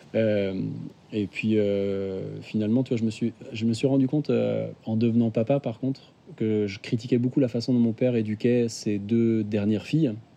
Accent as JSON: {"language": "French", "town": "Nantes", "region": "Pays de la Loire", "country": "France", "said": "je suis nantais, j'ai 33 ans"}